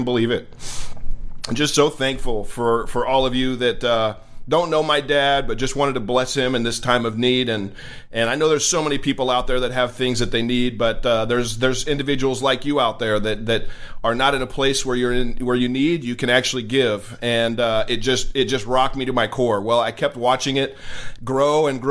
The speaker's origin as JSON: {"language": "English", "town": "Redding", "region": "California", "country": "United States", "tie": "born or raised there", "moved": "yes", "said": "my hometown of Redding, California"}